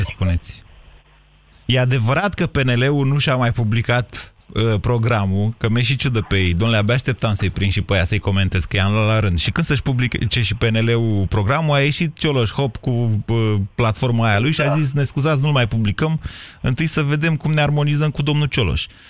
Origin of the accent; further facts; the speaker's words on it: Oltenia, Romania; Eu sunt din Oltenia.